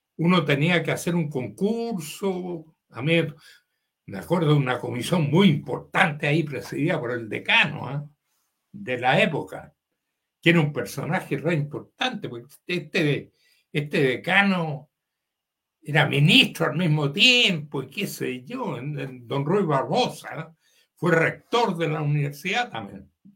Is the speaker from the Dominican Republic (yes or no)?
no; Valparaíso, Chile; also born or lived in Santiago, Chile / Davis, California, United States / Limache, Chile; yo viví con ellos en mi juventud temprana, hasta los 12 años por ahí, cuando estudié en la escuela italiana en Valparaíso